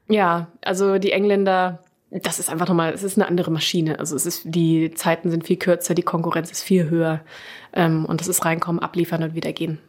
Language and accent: German; Germany; also born or lived in London; dass ich deutsch bin